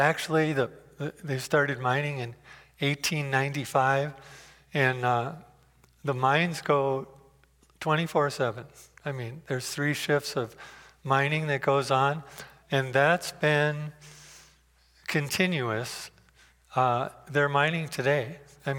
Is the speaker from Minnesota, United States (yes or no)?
yes; Hibbing, Minnesota, United States; moved away; I grew up in Hibbing, Minnesota, which is an iron mining town in northeastern Minnesota